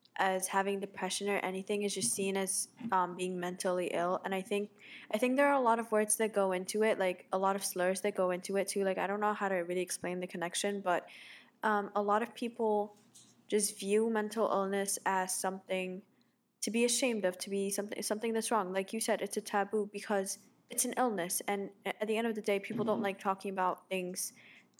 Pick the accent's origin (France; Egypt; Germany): Egypt; I'm from Egypt